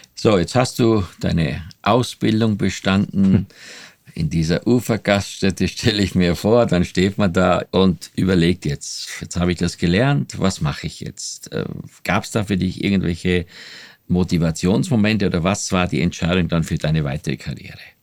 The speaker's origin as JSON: {"language": "German", "country": "Austria", "also_born_or_lived": "West Berlin", "moved": "as an adult", "said": "ich bin ja Österreicher"}